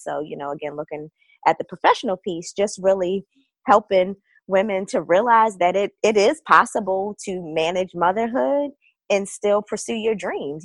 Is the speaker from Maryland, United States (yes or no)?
yes; Baltimore, Maryland, United States; moved away as an adult; now in Northern Virginia, United States; I am originally from Baltimore, but I've been in the Northern Virginia area for about 10 years now